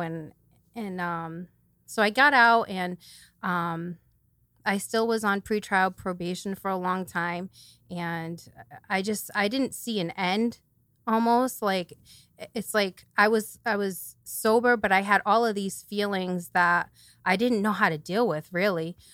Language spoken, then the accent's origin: English; New Bedford, Massachusetts, United States; I'm from New Bedford, so I've lived here my whole life